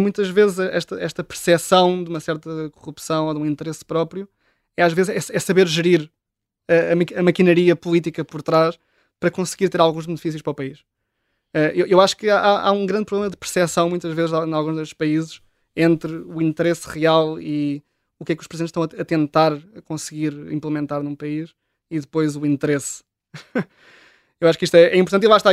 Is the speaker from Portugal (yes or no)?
yes; Oeiras, Lisbon, Portugal; cresci em Oeiras, nos subúrbios de, de Lisboa